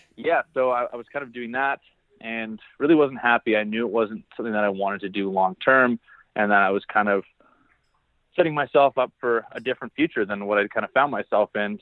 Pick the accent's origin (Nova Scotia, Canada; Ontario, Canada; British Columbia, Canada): Ontario, Canada; Barrie; I actually grew up in Barrie, Ontario, Canada